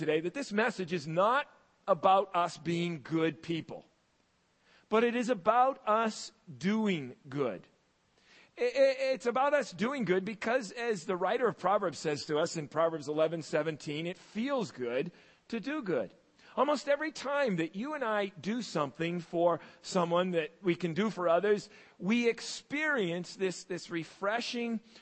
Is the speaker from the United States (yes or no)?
yes; United States; also born or lived in Massachusetts / Maine; When I was a kid growing up in Massachusetts and in Maine